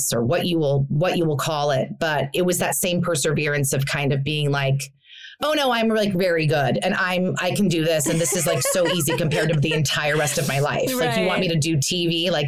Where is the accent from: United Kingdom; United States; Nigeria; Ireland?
United States; New York; now in Los Angeles, United States; I hate LA. I'll never live in LA. I'm a New Yorker. I'm a theater girl.